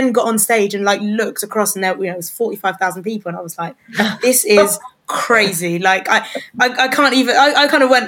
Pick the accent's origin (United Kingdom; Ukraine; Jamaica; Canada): United Kingdom; Slough, South East England; moved away as an adult; now in Ipswich, United Kingdom; I'm originally from Slough and I moved here 10 years ago